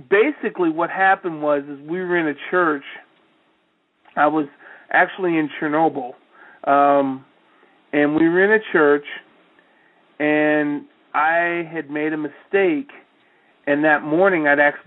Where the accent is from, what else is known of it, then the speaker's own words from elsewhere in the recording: Iowa, United States; when I was growing up in Iowa. And trust me, I really am from Iowa